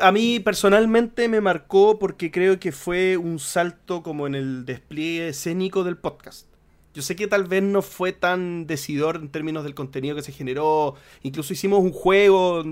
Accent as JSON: {"language": "Spanish", "town": "Viña del Mar", "region": "Valparaíso", "country": "Chile", "said": "soy de Viña"}